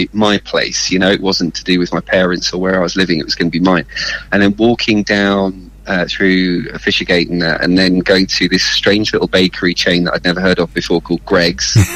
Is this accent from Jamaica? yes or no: no; Milton Keynes, South East England, United Kingdom; moved away as an adult; also born or lived in Preston; I grew up in Milton Keynes